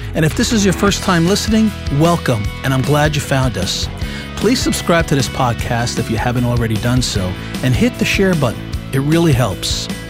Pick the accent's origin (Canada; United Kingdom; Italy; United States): Italy; Well, you know, I mentioned in other podcasts that I'm from Italy, so we always do things a little bit backwards.